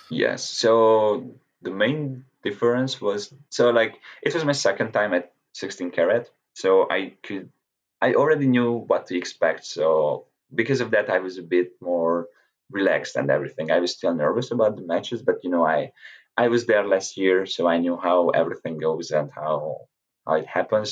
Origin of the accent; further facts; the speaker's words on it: Hungary; to be with these people in my home country